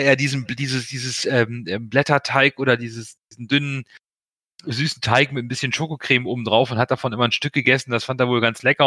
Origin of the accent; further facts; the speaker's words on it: Hamburg, Germany; also born or lived in Portugal; ich bin in Hamburg geboren